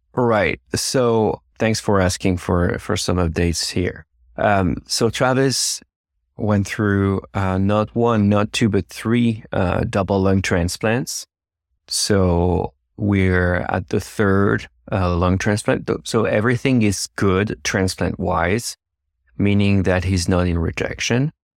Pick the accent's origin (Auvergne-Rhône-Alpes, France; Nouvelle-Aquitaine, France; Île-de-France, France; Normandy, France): Île-de-France, France; Versailles; English is a second language; moved away as an adult; now in United States; I'm originally from France